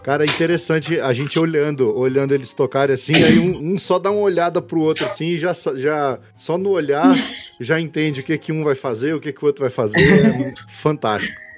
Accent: Brazil; Enquanto brasileiro, a gente vive aqui no Brasil

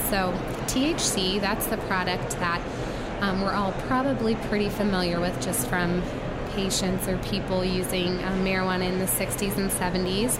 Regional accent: North Carolina, United States; moved away as an adult; now in Colorado, United States; I'm originally from North Carolina, um, born and raised there, went to pharmacy school there, and then moved to Colorado for residency

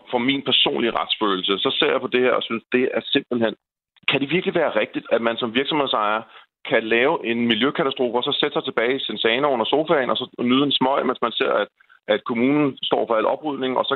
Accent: Denmark; jeg simpelthen som dansker sidder og har fulgt med i den her sag

